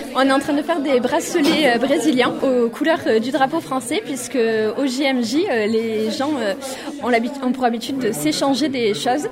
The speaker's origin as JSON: {"language": "French", "town": "Bayonne", "region": "Nouvelle-Aquitaine", "country": "France", "said": "moi je suis de Bayonne"}